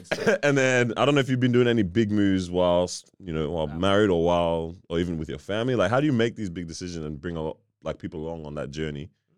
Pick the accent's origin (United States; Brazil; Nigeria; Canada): Nigeria; I'm Nigerian